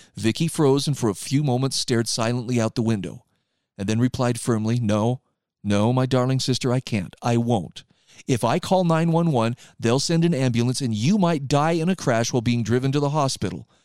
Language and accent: English; Utah, United States; here in my home state of Utah